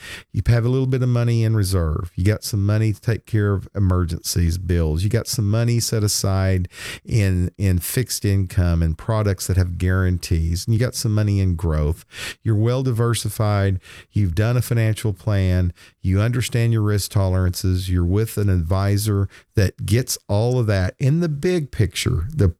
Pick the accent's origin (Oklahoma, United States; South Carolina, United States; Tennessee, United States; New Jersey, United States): Oklahoma, United States; you realize Twister was filmed right here in Oklahoma, and big scene of that was filmed right outside my hometown.